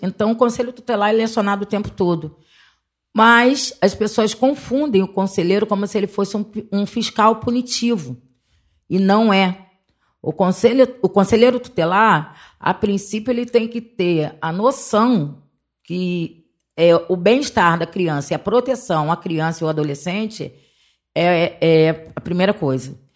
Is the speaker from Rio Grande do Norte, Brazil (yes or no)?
no; Rio de Janeiro, Brazil; sou cria da Vintém, onde eu comecei minha militância com criança e adolescente